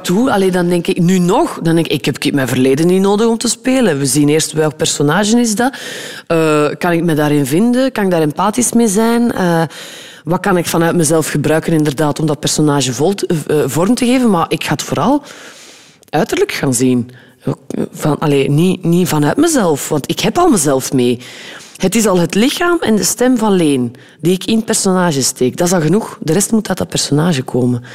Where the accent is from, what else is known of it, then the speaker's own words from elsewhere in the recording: West Flanders, Belgium; ik ben ook een West-Vlaming